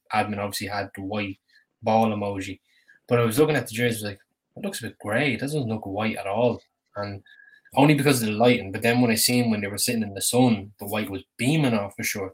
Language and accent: English; Ireland; being an Irishman